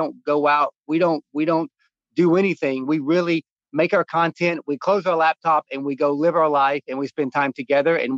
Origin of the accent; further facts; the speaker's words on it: North Georgia, United States; When I was growing up in North Georgia, I spent my days when I was my daughter's age at 6, 7, I was chopping wood